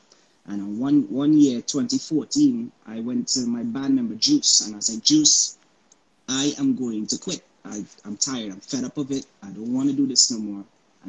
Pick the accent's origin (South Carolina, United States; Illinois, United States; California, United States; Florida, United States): Florida, United States; also born or lived in Antigua; I was born in Antigua, but I lived in Florida.